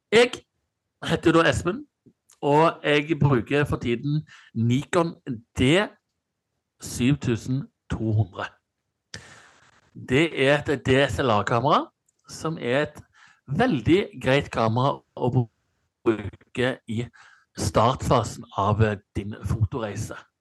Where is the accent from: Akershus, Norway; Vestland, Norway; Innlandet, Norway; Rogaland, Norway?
Rogaland, Norway; Stavanger; moved away; når jeg bodde hjemme i Stavanger